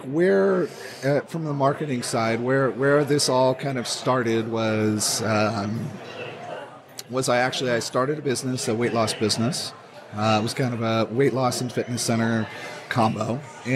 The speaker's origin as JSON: {"language": "English", "region": "California", "country": "United States", "said": "I'm from California"}